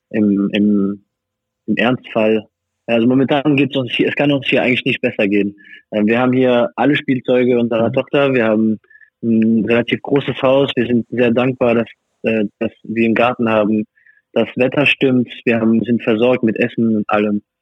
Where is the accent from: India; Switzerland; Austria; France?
France; also born or lived in Germany; now in Hungary; Ich als französischer Staatsbürger